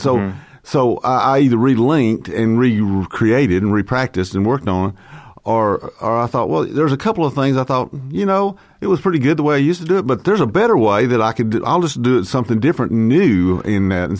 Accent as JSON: {"language": "English", "town": "Fort Payne", "region": "Alabama", "country": "United States", "tie": "born or raised there", "said": "Fort Payne, Alabama."}